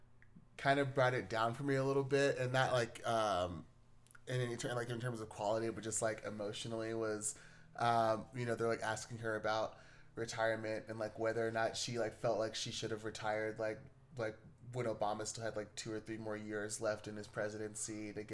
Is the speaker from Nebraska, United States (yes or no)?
no; Brooklyn, New York, United States; we're both like born and raised in the Bronx.